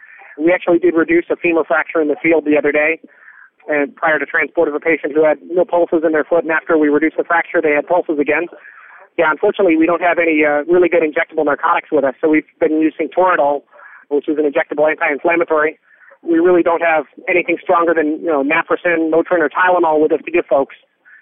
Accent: California, United States; so I'm kind of used to earthquakes. It comes along with being a Californian.

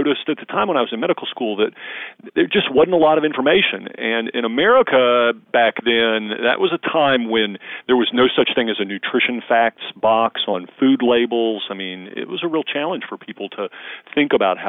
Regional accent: the South, United States; I grew up in the South

